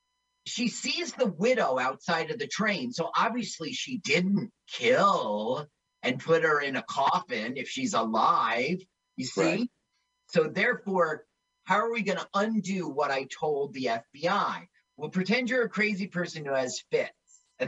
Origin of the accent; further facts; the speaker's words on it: East Orange, New Jersey, United States; I grew up in East Orange.